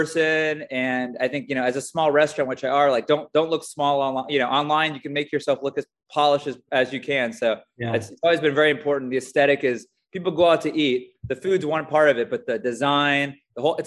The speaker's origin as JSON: {"language": "English", "town": "Dallas", "region": "Texas", "country": "United States", "tie": "born or raised there", "also_born_or_lived": "Lawrence, Kansas / Austin, Texas / San Antonio, Texas", "said": "I grew up in Dallas, Texas"}